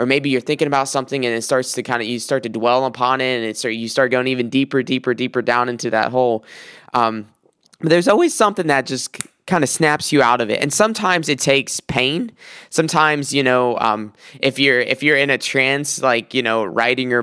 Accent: South Carolina, United States; now in Michigan, United States; I'm from South Carolina, so often I'll take trips, 12-hour trips from Michigan down to South Carolina

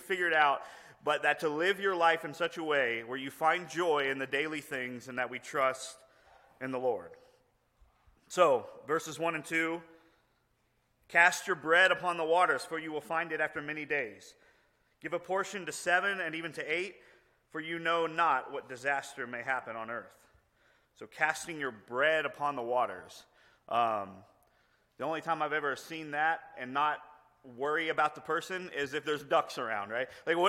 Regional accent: Houston, Texas, United States; I grew up in Houston, like in the city

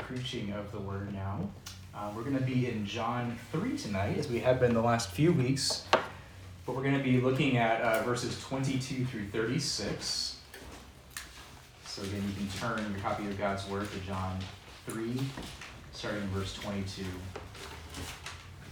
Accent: Seattle, Washington, United States; now in Lynchburg, United States; growing up in Seattle at the time

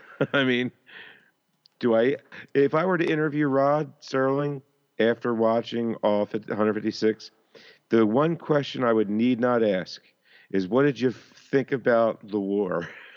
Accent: Philadelphia, Pennsylvania, United States; I'm from Philadelphia, born and raised on the playgrounds where I smelled it a lot of my days, honestly.

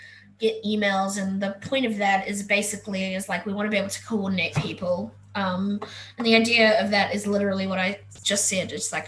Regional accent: South Africa; moved away; I said I'm an immigrant from South Africa. We moved here in 2005. I've never been able to go back.

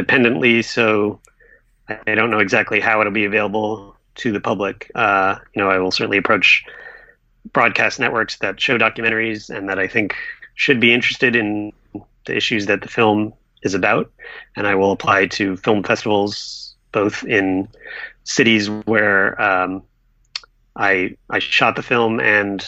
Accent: Durham, North Carolina, United States; moved away; I grew up in Durham, North Carolina

